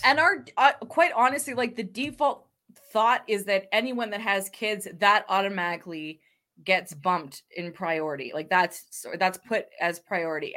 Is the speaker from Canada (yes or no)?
yes; Canada; being Canadian